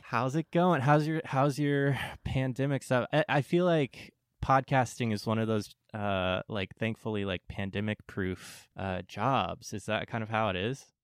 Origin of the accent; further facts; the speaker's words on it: San Diego, California, United States; I'm from San Diego